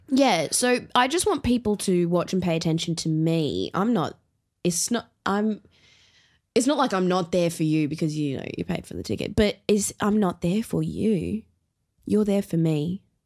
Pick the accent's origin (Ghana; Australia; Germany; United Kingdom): Australia; Brisbane, Queensland; also born or lived in Elwood, Melbourne; now in Melbourne, Australia; I grew up in Brisbane